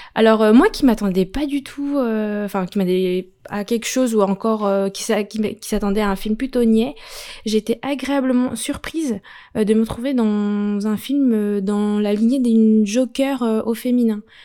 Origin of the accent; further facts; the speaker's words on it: France; chez nous en France